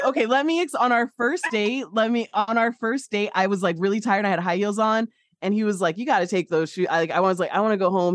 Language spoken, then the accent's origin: English; Midwest, United States; I'm from the Midwest.